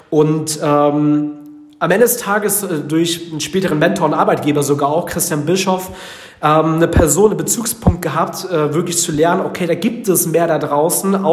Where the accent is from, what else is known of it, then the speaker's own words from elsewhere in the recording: Frankfurt, Hesse, Germany; also born or lived in Northern Germany; weil ich komme aus dem Norden, aus einem äh, wirklichen Bauerndorf in Deutschland, wenn meine Eltern sich nicht getrennt hätten, wenn die nach Hessen gezogen wären damals und ich nicht äh, in Frankfurt der Skyline so ungefähr aufgewachsen wäre